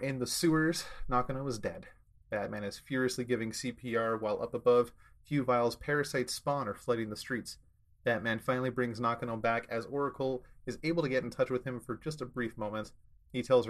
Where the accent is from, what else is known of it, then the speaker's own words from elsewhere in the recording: Canada; me being the Canadian resident